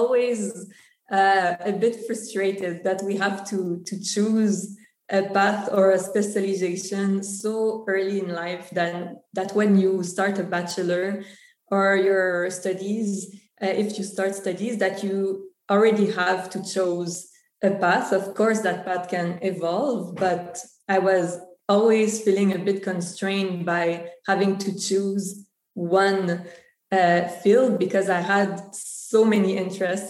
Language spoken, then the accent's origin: English; Montreal, Quebec, Canada; accent: French; first language French; English is a second language; born and raised in Canada. My parents are from Serbia and Venezuela. In fact, my father and a lot of my family still lives in Venezuela. And even if Canada is an Anglophone country, French is actually my first language. So that's the accent, because Montreal is in Quebec